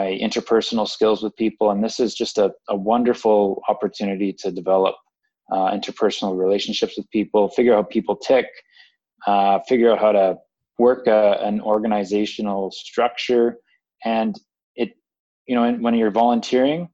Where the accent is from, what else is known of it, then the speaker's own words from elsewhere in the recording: Calgary, Alberta, Canada; we're from Calgary